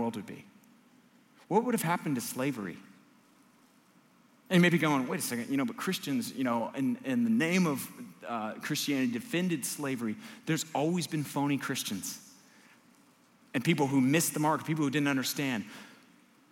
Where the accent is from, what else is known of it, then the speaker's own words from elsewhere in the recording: United States; I'm an American